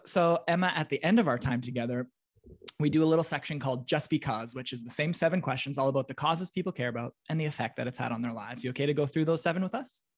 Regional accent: Russell, Manitoba, Canada; I'm from Russell, Manitoba, which is a small town

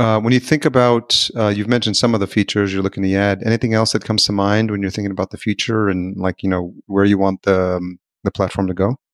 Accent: New York, United States; I grew up in New York

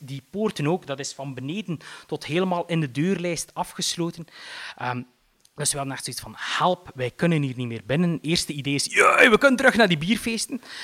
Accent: Eeklo, Flanders, Belgium; ik ben opgegroeid in Eeklo.

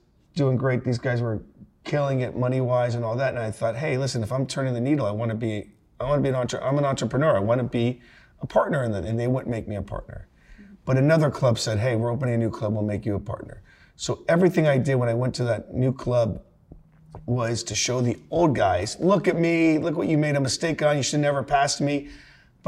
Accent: Naples, Florida, United States; Naples, Florida. It's a retirement community. Most of my friends, sadly, have passed away because they were 90 years old when I grew up with them.

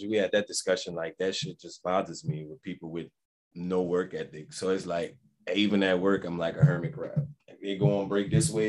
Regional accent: New Orleans, Louisiana, United States; I'm from New Orleans

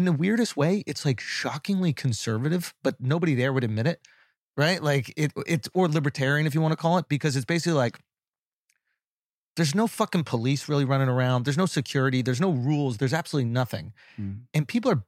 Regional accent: New York, United States; I'm from New York

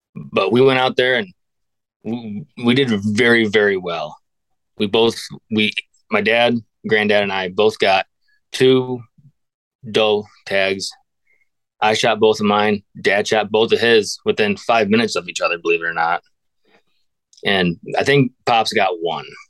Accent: Northwest Pennsylvania, United States; born and raised in Northwest Pennsylvania.

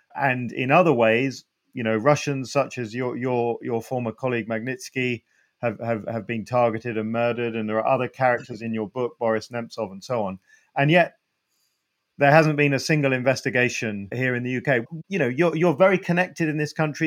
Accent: United Kingdom; you're in my home country

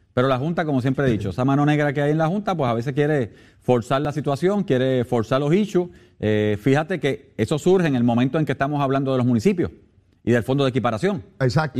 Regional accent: Puerto Rico

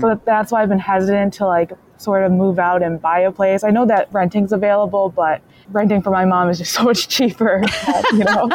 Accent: Michigan, United States; I'm from Michigan and I work in the automotive industry

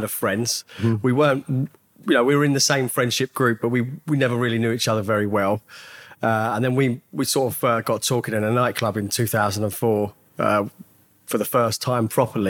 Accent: Hemel Hempstead, East of England, United Kingdom; I grew up in Hemel Hempstead. Born and raised there

